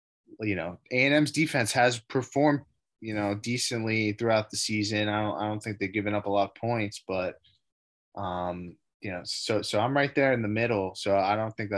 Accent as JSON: {"language": "English", "town": "Miami", "region": "Florida", "country": "United States", "said": "I'm from Miami"}